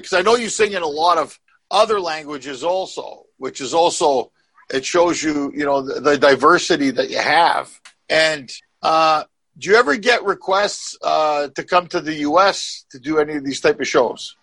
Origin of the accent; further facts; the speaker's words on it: Canada; now in United States; I was born in Canada. I live in America